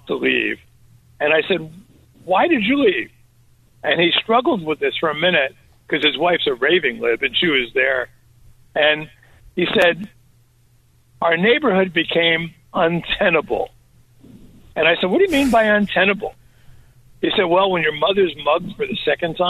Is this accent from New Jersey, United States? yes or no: yes; Newark, New Jersey, United States; I grew up in Newark, New Jersey, which was the poster child for urban dysfunction